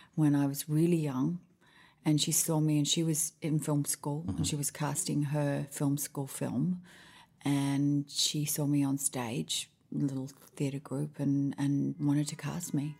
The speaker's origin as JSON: {"language": "English", "town": "Sydney", "region": "New South Wales", "country": "Australia", "tie": "born or raised there", "also_born_or_lived": "Honolulu, Hawaii / Washington, D.C.", "moved": "as an adult", "lives_now": "Nashville, United States", "said": "I was born in Hawaii, Honolulu. I spent, I think it was about a year, two years there, maybe three. And then we moved to Washington, D.C., where my dad was doing his PhD at the Institute of Health. And then we moved back to Australia"}